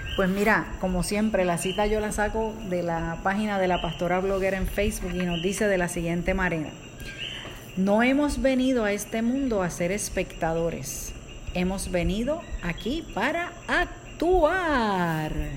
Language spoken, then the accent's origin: Spanish; Puerto Rico; nosotros somos de Puerto Rico y en el 2017 nosotros pasamos por el huracán María.